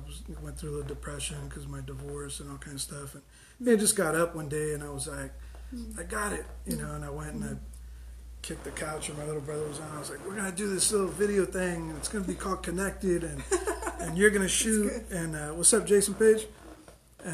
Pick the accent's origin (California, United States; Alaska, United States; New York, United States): California, United States; San Diego; we grew up in the South Bay in South San Diego